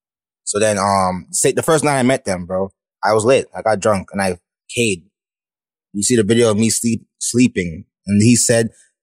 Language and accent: English; Mississauga, Ontario, Canada; also born or lived in Scarborough, Ontario / Atlanta, Georgia, United States; When I came back, I'm from Saga. So I lived in Saga probably for like 12 years.